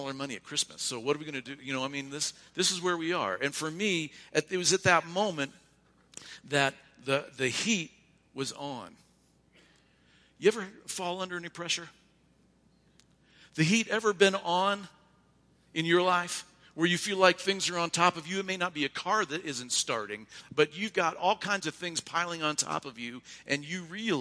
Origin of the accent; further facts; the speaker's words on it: Ohio, United States; moved away; also born or lived in Oregon; I'm from Ohio